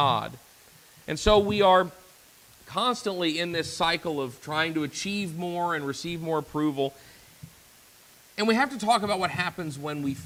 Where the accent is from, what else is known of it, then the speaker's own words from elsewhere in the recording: the Bible Belt, United States; I grew up in the Bible Belt